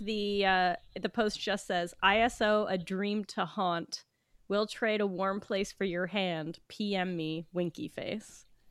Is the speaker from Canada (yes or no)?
yes; West Coast of Canada, Canada; now in Toronto, Canada; I'm from the West Coast